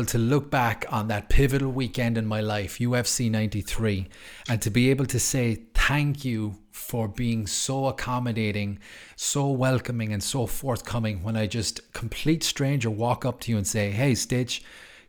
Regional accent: Ireland; moved away as an adult; now in Lucerne, Switzerland; I'm from Ireland, but I moved to Switzerland 2012.

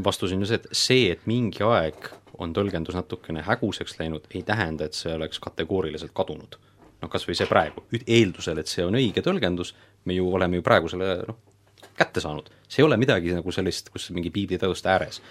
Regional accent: Estonia; me oleme siin eestlased

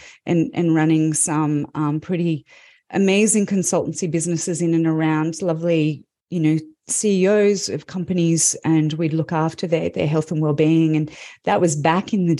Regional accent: Melbourne, Victoria, Australia; I'm from Melbourne, Australia

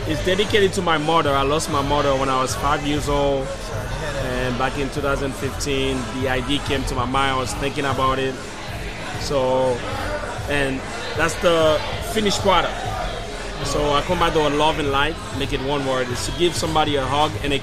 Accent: Haiti; now in Philadelphia, United States; Born and raised in Haiti. I've been here since 2000

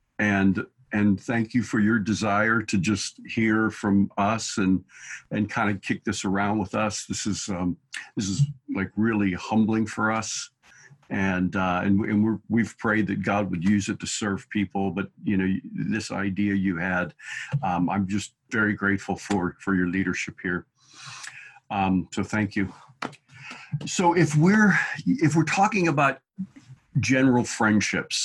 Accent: Pittsburgh, Pennsylvania, United States; I was raised in Pittsburgh and attended high school in the 70s.

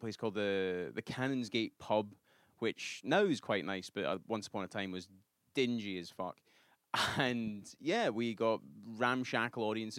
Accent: Glasgow, Scotland, United Kingdom; moved away as an adult; also born or lived in Edinburgh; now in New York, United States; I'm from Glasgow, which is the sort of dirtier, dingier city.

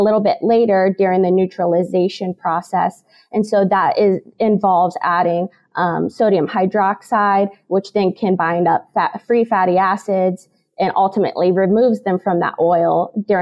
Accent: Illinois, United States; moved away as an adult; now in Kansas, United States; I'm originally from Illinois

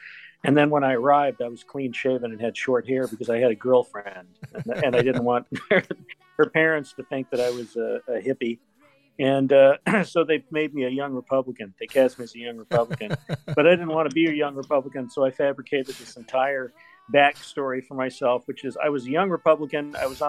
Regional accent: Dallas, Texas, United States; Well, I mean, we could take it back to Dallas, which is my hometown. And I was living in Dallas when Oliver Stone was shooting it.

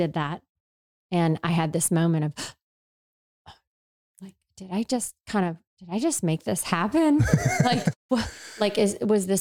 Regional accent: the South, United States; I grew up in the South where no one played hockey

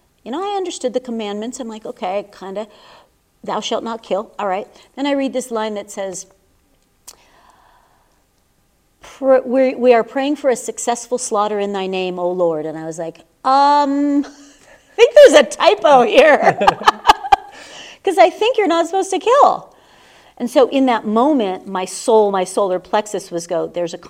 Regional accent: Southern California, United States; now in Sedona, United States; I was raised in Southern California

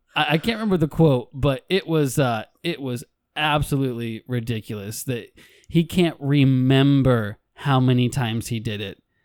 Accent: United States; I'm a white male American. I'm an American

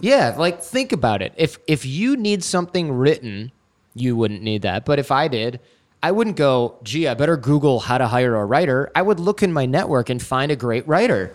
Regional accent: Troy, Michigan, United States; I grew up in Troy, Michigan

